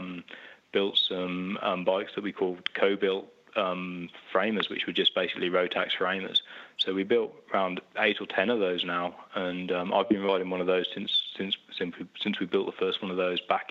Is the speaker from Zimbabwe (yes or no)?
no; Oxford, South East England, United Kingdom; I was born in Oxford in the UK, and I've lived pretty much all my life in Oxford